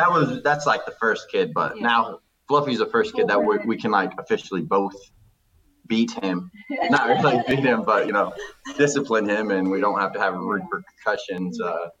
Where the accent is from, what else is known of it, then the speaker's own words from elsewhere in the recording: Lincoln, Illinois, United States; moved away as an adult; now in Florida, United States; So then we left Florida, and I was raised in Illinois, Lincoln, Illinois.